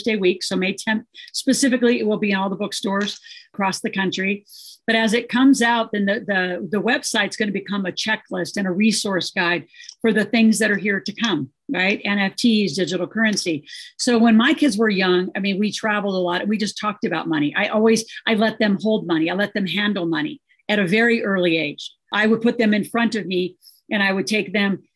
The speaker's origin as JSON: {"language": "English", "region": "Nebraska", "country": "United States", "tie": "born or raised there", "said": "I grew up in Nebraska"}